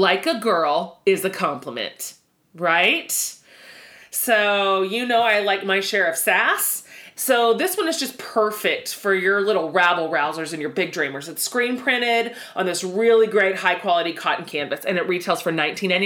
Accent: Texas, United States; us Texans

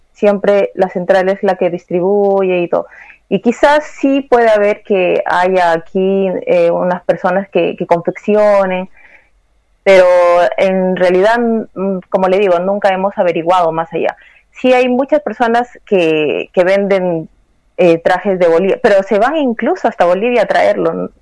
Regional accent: Peru; now in Santiago, Chile; yo también soy peruana

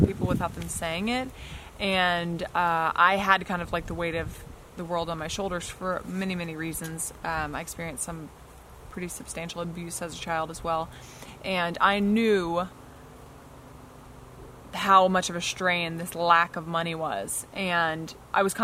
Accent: Texas, United States; also born or lived in Louisiana; I was born in Louisiana and shortly thereafter moved to Texas when I was just a few years old. Like three, I believe, right after I turned three, maybe. And we moved to Texas

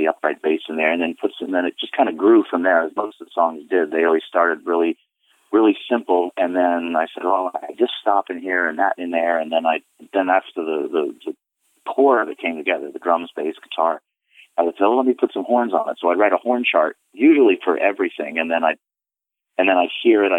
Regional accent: Florida, United States; moved away as an adult; also born or lived in New York; now in Rhode Island, United States; I live in Rhode Island now, but I grew up in Florida

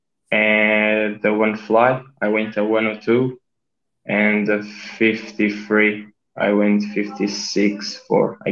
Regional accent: Almada, Lisbon, Portugal; I'm a swimmer from Portugal, from a small team in Almada, the other side of Lisbon

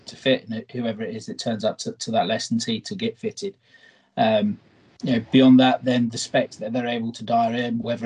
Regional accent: United Kingdom; as a Brit

